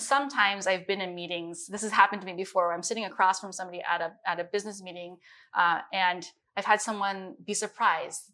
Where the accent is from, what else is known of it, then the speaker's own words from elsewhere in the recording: Midwest, United States; also born or lived in Beijing, China; especially growing up in the Midwest, I was, everybody saw me as Chinese.